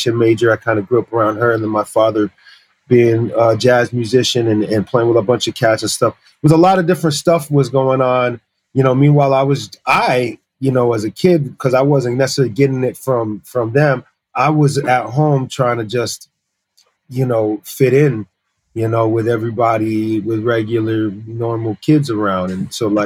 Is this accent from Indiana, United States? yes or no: no; Massachusetts, United States; also born or lived in Paris, France; I grew up in the States since I was just like a year old